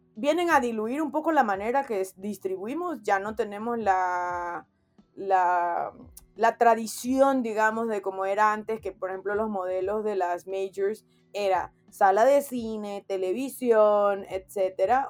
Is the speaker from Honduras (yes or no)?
yes; Honduras; como hondureño, como de, del lugar de donde soy